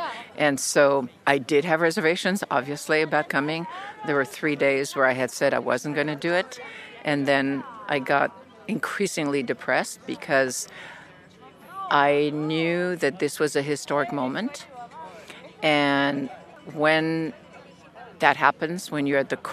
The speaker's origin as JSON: {"language": "English", "town": "Carthage", "country": "Tunisia", "tie": "born or raised there", "moved": "yes", "said": "my childhood, growing up in North Africa and Tunisia and Carthage"}